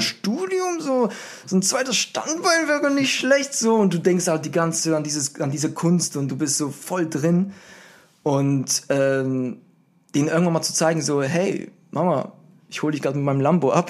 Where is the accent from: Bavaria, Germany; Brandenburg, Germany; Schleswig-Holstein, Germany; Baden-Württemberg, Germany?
Bavaria, Germany; Würzburg; moved away as an adult; also born or lived in Berlin / Los Angeles; Ich bin ein Würzburger, der nach Berlin gezogen gezogen ist.